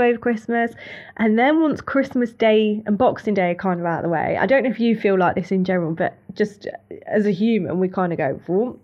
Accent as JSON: {"language": "English", "town": "Leicester", "region": "East Midlands", "country": "United Kingdom", "said": "I'm from Leicester"}